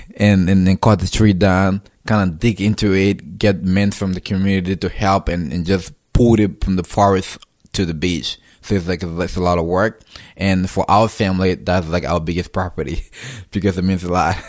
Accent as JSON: {"language": "English", "town": "Robertsport", "region": "Grand Cape Mount County", "country": "Liberia", "tie": "born or raised there", "moved": "as an adult", "lives_now": "United States", "said": "I was born and grew up in Robertsport, so I've basically lived my entire life in Robertsport"}